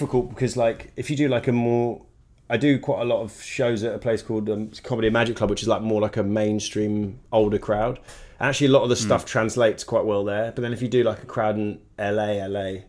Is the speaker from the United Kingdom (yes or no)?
yes; United Kingdom; moved away as an adult; now in Los Angeles, United States; being British